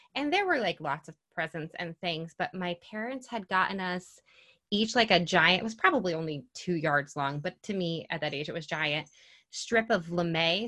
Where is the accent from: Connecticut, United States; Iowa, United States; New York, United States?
New York, United States; Mineville; I am from Mineville, New York